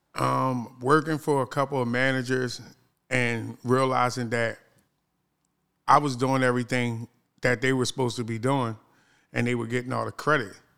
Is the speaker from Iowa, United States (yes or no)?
no; Philadelphia, Pennsylvania, United States; now in Baltimore, United States; I'm actually from Philadelphia, Pennsylvania